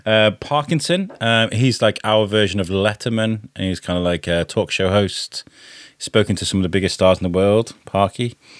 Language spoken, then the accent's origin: English; United Kingdom; even as a British person.